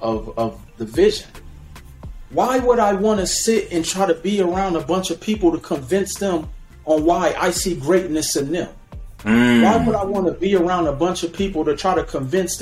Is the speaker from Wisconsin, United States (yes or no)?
yes; Milwaukee, Wisconsin, United States; I grew up in Milwaukee, Wisconsin